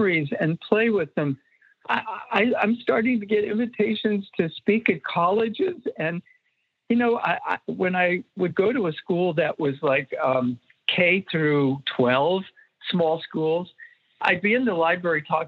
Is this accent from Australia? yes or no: no; Erie, Pennsylvania, United States; moved away; I went back to my hometown, Erie, Pennsylvania